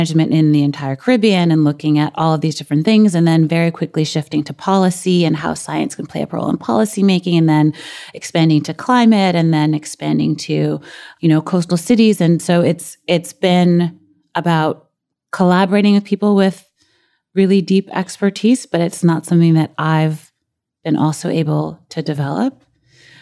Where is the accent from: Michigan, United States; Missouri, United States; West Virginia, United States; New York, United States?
New York, United States; New York City; a girl who grew up in Brooklyn